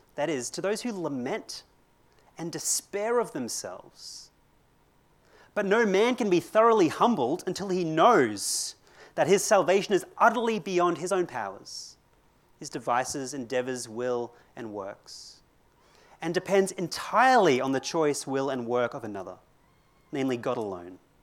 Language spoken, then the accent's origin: English; Brisbane, Queensland, Australia; also born or lived in Christchurch, New Zealand; I come from Brisbane